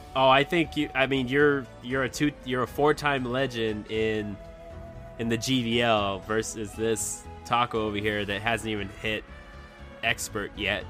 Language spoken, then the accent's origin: English; Texas, United States; moved away; my hometown was in Texas, and I'm states away.